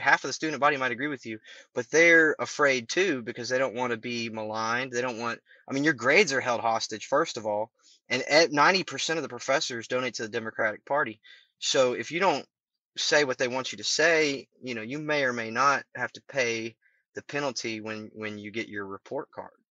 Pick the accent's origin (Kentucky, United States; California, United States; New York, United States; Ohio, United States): Kentucky, United States; also born or lived in Louisville, Kentucky; my home state of Kentucky, when I was going to Louisville